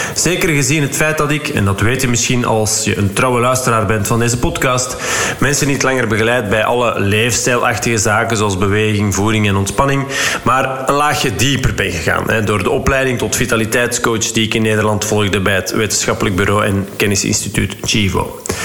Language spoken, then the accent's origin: Dutch; Flanders, Belgium; wij als Vlaming.